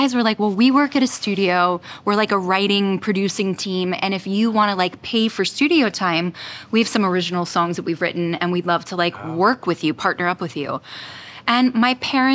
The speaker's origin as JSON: {"language": "English", "town": "Orlando", "region": "Florida", "country": "United States", "tie": "born or raised there", "said": "I grew up in Orlando"}